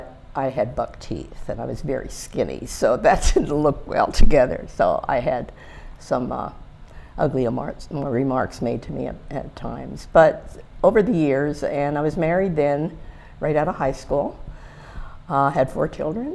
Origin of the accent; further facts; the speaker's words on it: Tamaqua, Pennsylvania, United States; moved away as an adult; also born or lived in Harrisburg, Pennsylvania; I was originally from Tamaqua